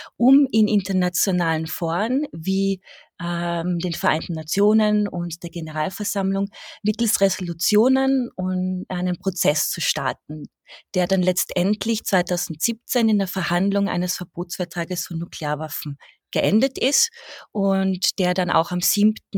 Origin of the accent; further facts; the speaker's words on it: Austria; als Österreicherin